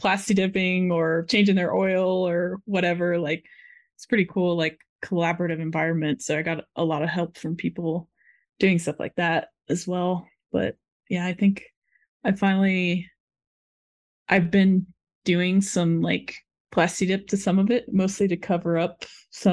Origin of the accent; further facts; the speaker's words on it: Florida, United States; I'm from Florida, where there's no mountains